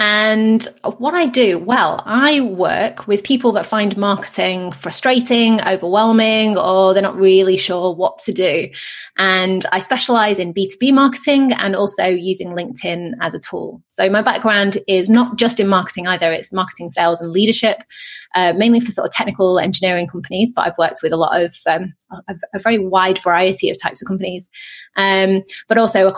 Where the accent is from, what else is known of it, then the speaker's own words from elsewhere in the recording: England, United Kingdom; I'm not from Texas, no.